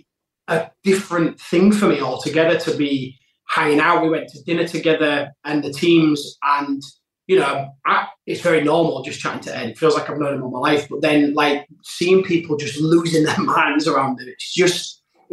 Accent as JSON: {"language": "English", "region": "Yorkshire and the Humber", "country": "United Kingdom", "tie": "born or raised there", "also_born_or_lived": "London", "said": "I live up in Yorkshire, like my hometown"}